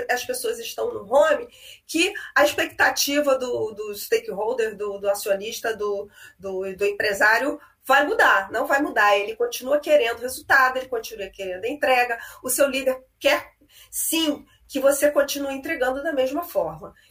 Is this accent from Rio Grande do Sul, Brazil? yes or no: no; Rio de Janeiro, Brazil; aqui no Maracanã, Canã, né, que eu sou carioca